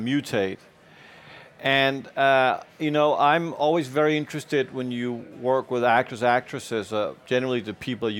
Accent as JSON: {"language": "English", "region": "New York", "country": "United States", "tie": "born or raised there", "also_born_or_lived": "Denmark", "second_language": "English", "said": "I didn't grow up in Denmark. I grew up in New York. So I may have a Danish passport, but I'm a New Yorker by heart"}